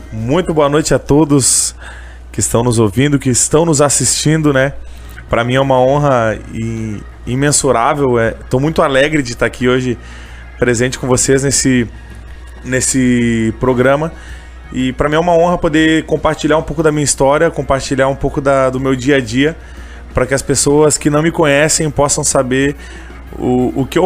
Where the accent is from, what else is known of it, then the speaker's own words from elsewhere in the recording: Canoas, Rio Grande do Sul, Brazil; Uh, sou de Canoas aqui mesmo.